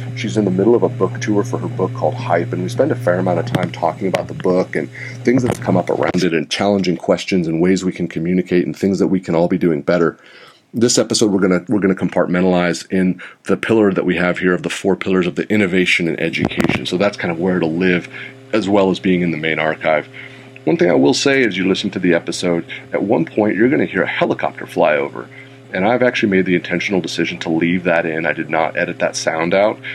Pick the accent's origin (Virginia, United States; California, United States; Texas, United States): California, United States; Santa Rosa; my hometown of Santa Rosa